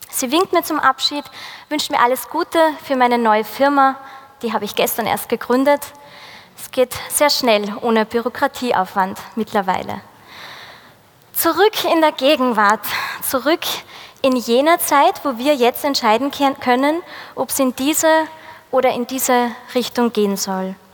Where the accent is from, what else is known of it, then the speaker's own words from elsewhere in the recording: Pregarten, Upper Austria, Austria; Und ich bin in meinem Heimatort Pregarten, ungefähr 30 Kilometer von hier.